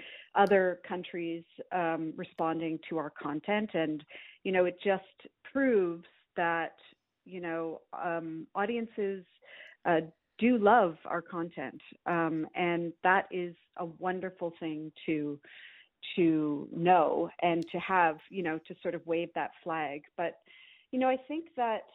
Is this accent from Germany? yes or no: no; Montreal, Quebec, Canada; moved away as an adult; also born or lived in Vancouver / New York City; I grew up in Montreal